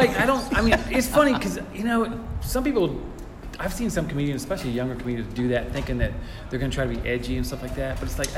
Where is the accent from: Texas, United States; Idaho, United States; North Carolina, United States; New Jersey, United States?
North Carolina, United States; I'm from North Carolina